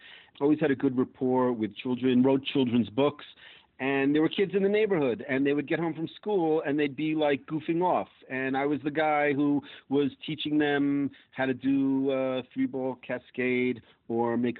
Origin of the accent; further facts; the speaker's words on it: New York and Long Island, United States; moved away as an adult; also born or lived in Israel; now in Manhattan, United States; when I was growing up in New York and Long Island